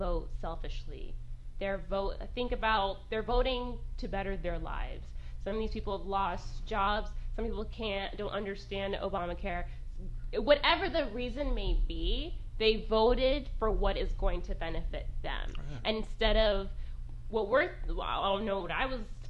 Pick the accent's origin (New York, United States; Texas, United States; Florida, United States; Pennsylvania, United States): Florida, United States; I'm from Florida